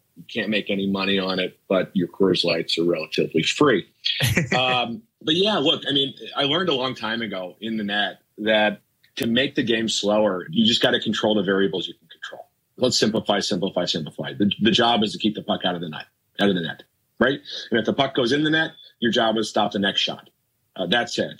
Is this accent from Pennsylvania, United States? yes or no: no; Minnesota, United States; I grew up in Minnesota